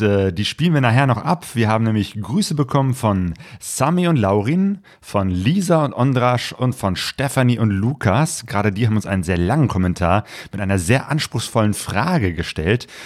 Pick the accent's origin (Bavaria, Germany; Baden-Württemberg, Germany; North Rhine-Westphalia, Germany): North Rhine-Westphalia, Germany; Cologne; now in Essen, Germany; nach Köln, meiner Geburtsstadt